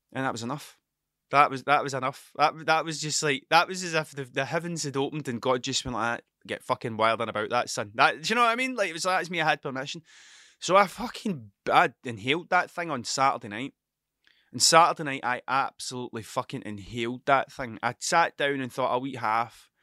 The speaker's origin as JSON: {"language": "English", "region": "Scotland", "country": "United Kingdom", "said": "I'm Scottish"}